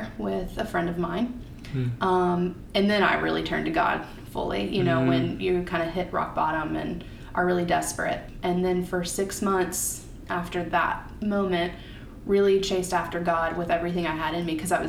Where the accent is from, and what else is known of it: Kentucky, United States; born or raised there; moved away as an adult